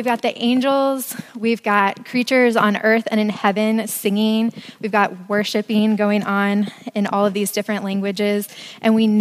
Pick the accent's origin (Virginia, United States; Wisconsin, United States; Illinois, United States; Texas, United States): Virginia, United States; Hanover County, outside of Richmond; moved away as an adult; now in Charlottesville, United States; I am from outside of Richmond. I'll claim Richmond if you're not from Richmond. If you are from there, I'm from Hanover County, so a little bit more out in the sticks. My mom and sister are still there